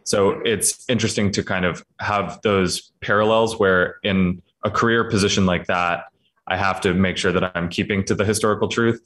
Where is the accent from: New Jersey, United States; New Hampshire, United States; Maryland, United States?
Maryland, United States; Patapsco River Valley; moved away as an adult; now in Richmond, United States; I'm from the Patapsco River Valley of Maryland